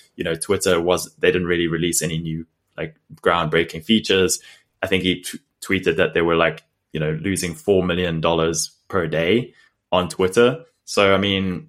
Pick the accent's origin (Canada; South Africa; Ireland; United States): South Africa; moved away; we grew up in South Africa